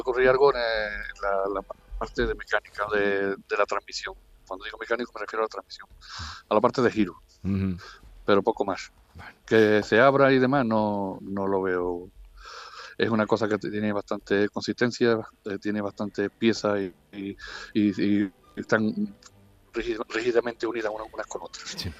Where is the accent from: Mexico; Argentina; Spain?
Spain; Ubrique, Andalusia; mi pueblo de Ubrique